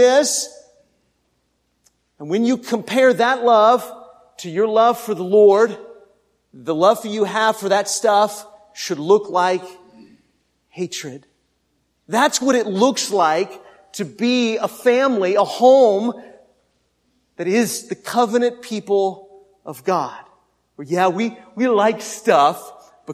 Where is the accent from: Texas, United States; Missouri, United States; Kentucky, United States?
Texas, United States